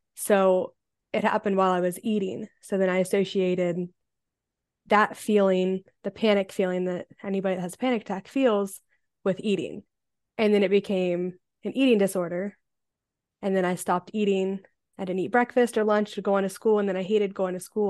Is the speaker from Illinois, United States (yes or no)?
no; Ohio, United States; I am from Ohio in the United States